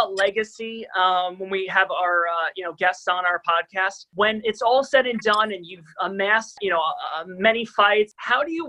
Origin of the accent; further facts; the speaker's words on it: Long Island, New York, United States; we're from Long Island